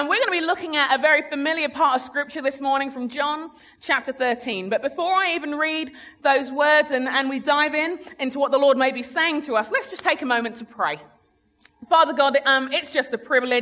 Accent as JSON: {"language": "English", "region": "London", "country": "United Kingdom", "tie": "born or raised there", "also_born_or_lived": "Sheffield", "moved": "as an adult", "lives_now": "United States", "said": "I'm a Londoner. I grew up in London. My family are Nigerian."}